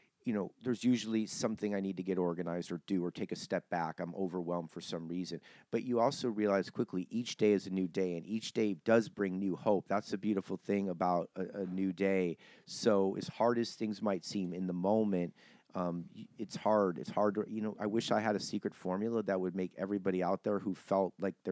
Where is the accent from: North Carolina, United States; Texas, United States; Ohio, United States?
Ohio, United States; Cleveland; I'm from Cleveland. I mean, yeah, Midwest. That's considered Ohio's Midwest.